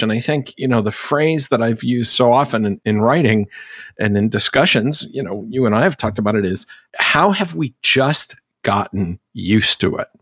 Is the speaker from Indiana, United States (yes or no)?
no; Massachusetts, United States; I'm from Massachusetts